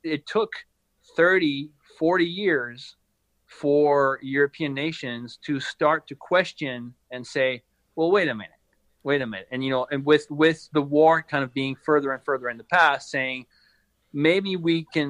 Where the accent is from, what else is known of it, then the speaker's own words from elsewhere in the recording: France; now in United States; my home country, France